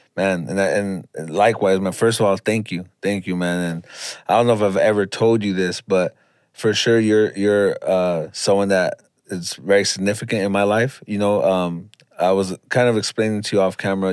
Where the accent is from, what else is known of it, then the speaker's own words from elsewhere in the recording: Los Angeles, California, United States; I'm from Pacoima, California